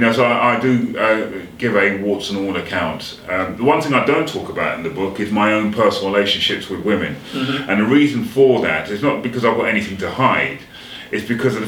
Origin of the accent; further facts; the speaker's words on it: England, United Kingdom; I was born in England, but my mum and dad, obviously, they didn't meet in Jamaica, but they met over here, but they were from Jamaica.